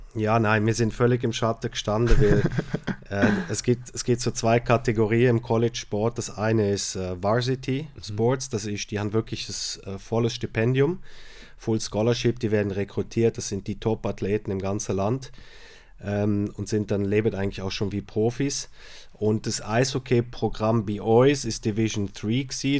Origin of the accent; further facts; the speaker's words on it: Switzerland; bei uns in der Schweiz